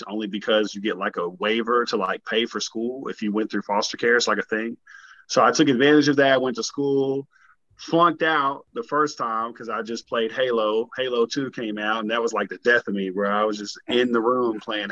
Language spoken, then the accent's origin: English; Kentucky, United States; also born or lived in Florida; I'm Kentucky-based right now. I'm born and raised here.